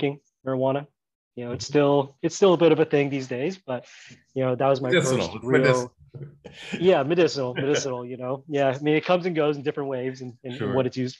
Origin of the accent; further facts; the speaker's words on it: Southern California, United States; moved away as an adult; now in Thailand; I grew up in Southern California